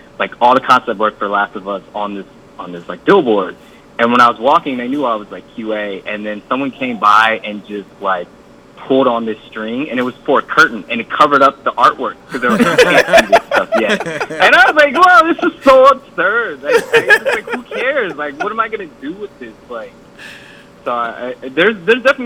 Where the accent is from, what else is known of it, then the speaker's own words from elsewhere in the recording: Los Angeles, California, United States; I'm from South Central Los Angeles